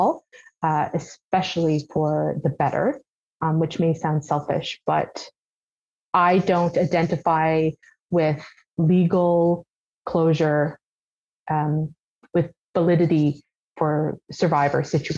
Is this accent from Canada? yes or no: yes; St. John's, Newfoundland and Labrador, Canada; also born or lived in Bonavista; I grew up in St. John's. I've lived in the city almost my entire life, minus that small blip in Bonavista.